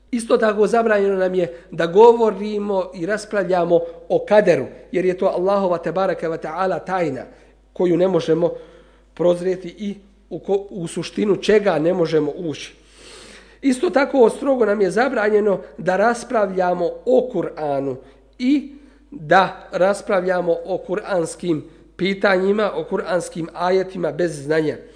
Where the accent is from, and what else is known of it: Bosnia & Herzegovina